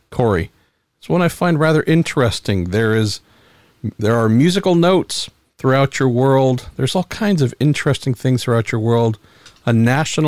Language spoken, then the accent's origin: English; San Francisco, California, United States; I'm from San Francisco